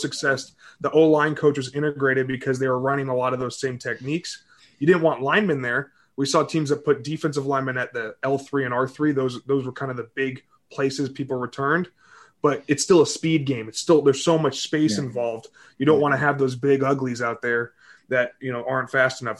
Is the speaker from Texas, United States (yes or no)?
yes; Southlake, Texas, United States; also born or lived in Greenwich, Connecticut; I was born in Connecticut. Um, my dad had a tire shop out in uh, Greenwich, and then we moved to Texas when I was seven